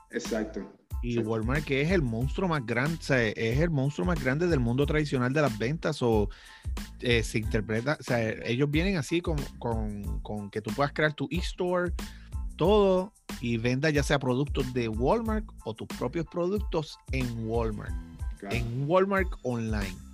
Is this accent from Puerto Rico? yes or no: yes; Lares, Puerto Rico; born there; yo vivo en Lares, Castañel, ahí fue donde yo nací. Y este, aquí no hay nada.